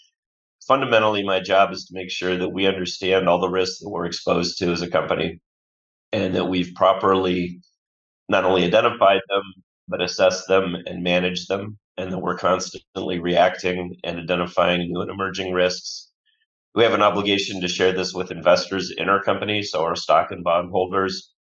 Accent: Bloomfield Hills, Michigan, United States; around as a kid, but I'll claim Bloomfield Hills, which is a suburb of Detroit, as my deepest roots and my hometown. And I still pull for the Detroit sports teams, painful though that can be.

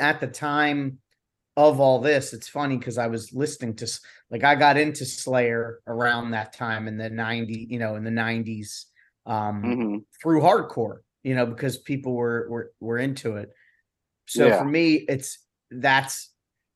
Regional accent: Philadelphia, Pennsylvania, United States; I'm from, you know, Philly area

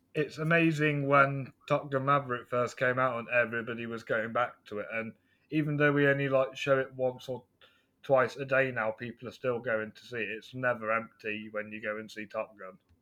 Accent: near Stratford-upon-Avon, West Midlands, United Kingdom; I'm from England, uh, West Midlands, near Stratford upon Avon.

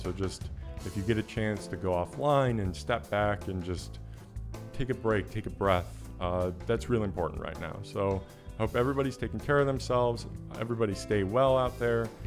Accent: Chicago, Illinois, United States; I grew up in Chicago

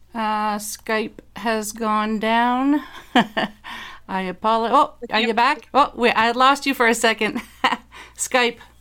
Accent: Dieppe, New Brunswick, Canada; moved away; New Brunswick is my home province. I'm from the Dieppe area. Uh, if, for those who are familiar with New Brunswick, that's just outside of Moncton

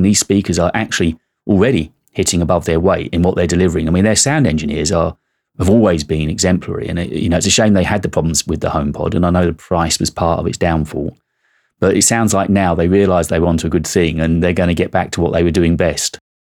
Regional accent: United Kingdom; I'm British and I'm of a certain age

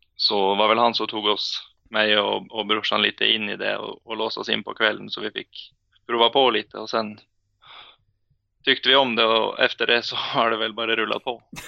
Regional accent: Asker, Akershus, Norway; Swedish is a second language; moved away as an adult; also born or lived in Ålesund; jag född i Ålesund och bodde där i sju år innan jag flyttade till Asker.

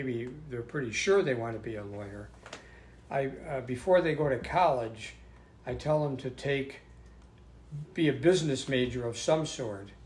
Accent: Lancaster, New York, United States; I was born in Lancaster, New York

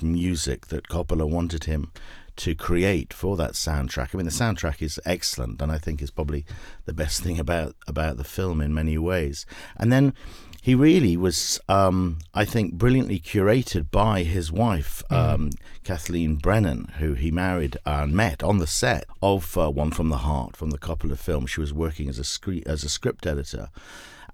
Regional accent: United Kingdom; moved away as an adult; now in Los Angeles, United States; as you can tell, obviously, from the accent, I'm not from Southern California. I was a British filmmaker

